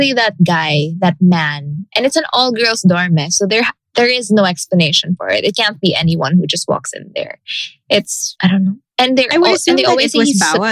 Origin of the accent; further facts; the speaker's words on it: Iloilo City, Western Visayas, Philippines; moved away; back in the province, because I come from Iloilo